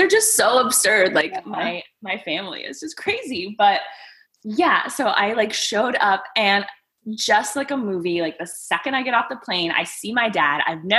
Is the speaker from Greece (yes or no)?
yes; Greece; born there; So I was born in Greece. It is like a full-on Mamma Mia story.